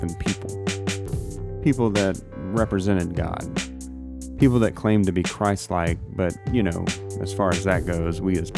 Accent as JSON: {"language": "English", "area": "Gulf Coast", "region": "South Mississippi", "country": "United States", "tie": "born or raised there", "said": "I was born and raised in South Mississippi"}